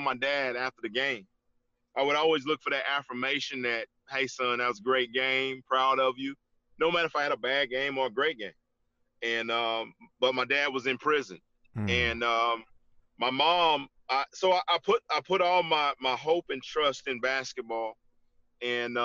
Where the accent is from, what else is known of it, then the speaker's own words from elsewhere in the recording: Gainesville, Georgia, United States; I grew up in Gainesville